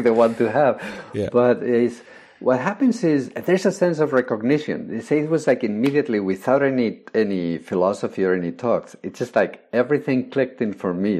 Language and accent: English; Spain; I was born in Spain. I grew up during Franco's days